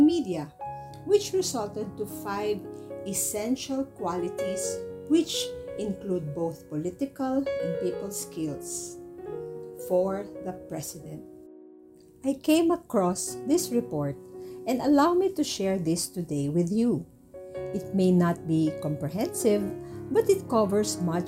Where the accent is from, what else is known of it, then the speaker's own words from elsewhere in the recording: Philippines; I am a Filipino citizen